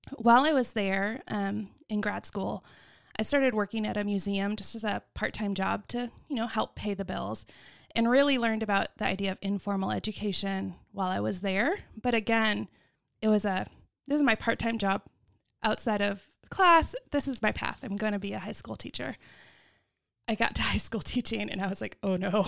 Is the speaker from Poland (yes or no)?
no; Hoover, Alabama, United States; now in Texas, United States; I grew up in Alabama.